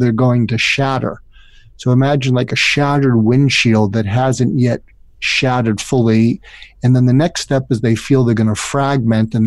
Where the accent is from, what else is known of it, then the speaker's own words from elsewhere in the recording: Boston, Massachusetts, United States; moved away as an adult; also born or lived in California / Topeka, Kansas; I grew up in the suburbs of Boston